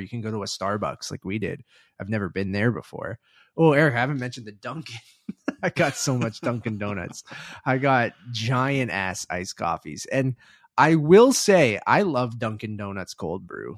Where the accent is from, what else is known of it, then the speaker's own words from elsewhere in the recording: Canada; As a Canadian